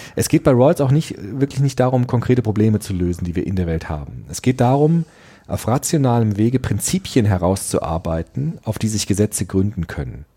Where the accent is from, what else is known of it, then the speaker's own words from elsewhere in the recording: Frankfurt, Germany; in Frankfurt, meinem Heimatdorf